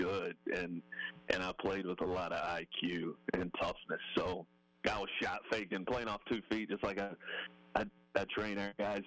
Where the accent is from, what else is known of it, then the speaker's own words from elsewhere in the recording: Kentucky, United States; But I grew up in Kentucky